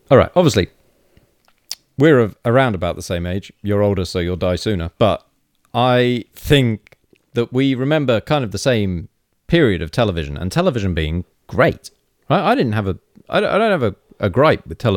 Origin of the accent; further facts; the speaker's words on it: United Kingdom; They're all farmers, and farmers talk like this because that's what we say we do because we're British and this is how accents work.